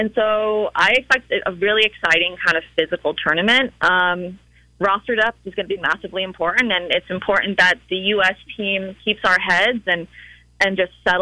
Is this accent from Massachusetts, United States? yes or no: yes; Cape Cod, Massachusetts, United States; I'm from Massachusetts. I'm from Cape Cod